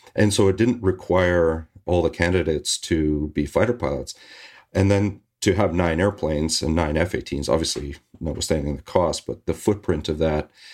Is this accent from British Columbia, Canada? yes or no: yes; Victoria, British Columbia, Canada; now in Vancouver, Canada; I'm Canadian. I grew up in Victoria, British Columbia, not far from where I'm living right now, in Vancouver.